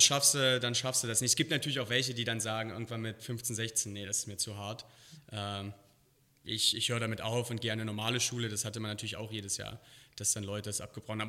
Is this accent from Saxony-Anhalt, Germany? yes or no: yes; Halle, Saxony-Anhalt, Germany; moved away as an adult; also born or lived in Berlin / Koblenz; now in Las Vegas, United States; Ich bin in Berlin geboren, dann hier in Halle an der Saale aufgewachsen